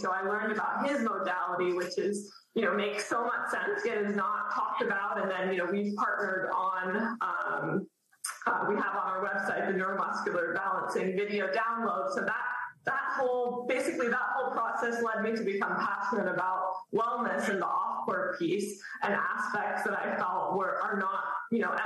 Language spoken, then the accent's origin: English; Dallas, Texas, United States; moved away as an adult; now in Maine, United States; I'm from Dallas originally